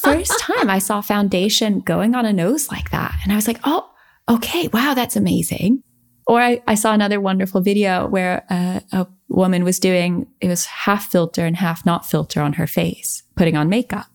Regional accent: United States; growing up in America

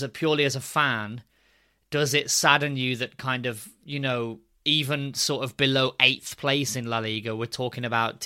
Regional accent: United Kingdom; also born or lived in Spain; as a British fan

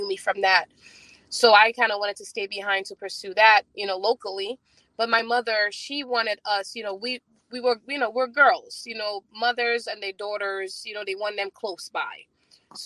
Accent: St. Lucia; now in New York, United States; I'm from St. Lucia

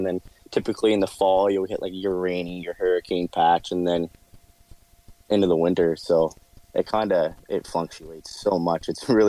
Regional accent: Digby, Nova Scotia, Canada; now in Halifax, Canada; So where I grew up was in Digby, Nova Scotia, which is 3 hours from Halifax, where I live now.

